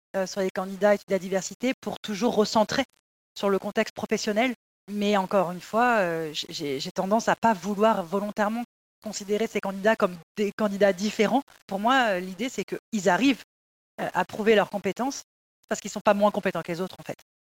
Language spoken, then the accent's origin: French; Paris suburbs, Île-de-France, France; j'ai grandi dans des banlieues parisiennes